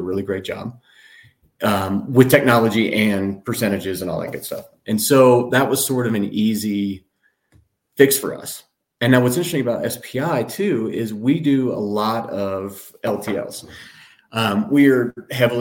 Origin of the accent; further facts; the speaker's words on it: Tennessee, United States; now in Colorado, United States; growing up in Tennessee